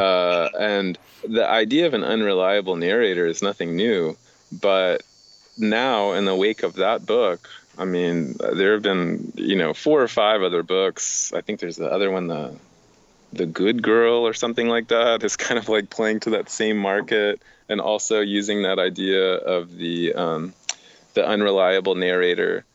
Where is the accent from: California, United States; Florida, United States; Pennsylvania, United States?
Florida, United States; Miami; I am from Miami